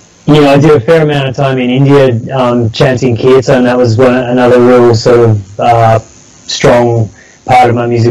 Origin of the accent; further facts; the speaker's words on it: Sydney, New South Wales, Australia; I grew up down in Sydney.